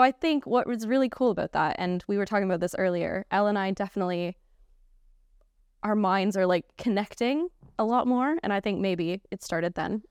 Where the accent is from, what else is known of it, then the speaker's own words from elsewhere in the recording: Canada; moved away as an adult; now in United Kingdom; if you couldn't tell from my accent, I'm from Canada